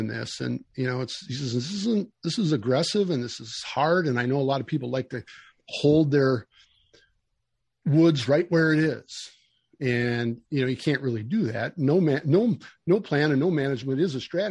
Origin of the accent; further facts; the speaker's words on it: United States; we grew up in Casanova, the town that I'm sitting in right now